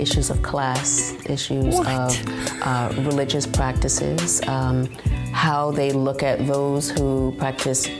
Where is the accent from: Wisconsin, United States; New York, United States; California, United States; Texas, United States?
New York, United States; New York City; I was born in the Bronx